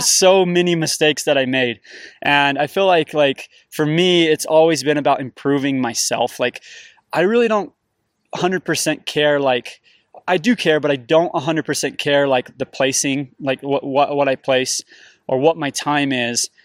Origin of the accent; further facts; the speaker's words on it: St. George, Utah, United States; I grew up in the desert, I grew up in Saint George